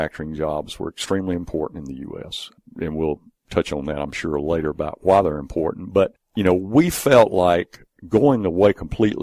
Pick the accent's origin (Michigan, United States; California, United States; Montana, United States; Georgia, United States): Georgia, United States; Griffin; I'm from Griffin. I actually worked for a large textile company there, Dundee Mills, for many years. After I got out of Griffin High